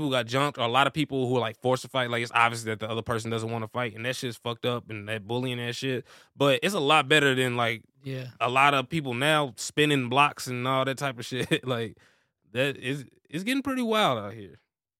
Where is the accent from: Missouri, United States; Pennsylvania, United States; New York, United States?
Missouri, United States; Yeah, I'm originally from Missouri, so I got family up there.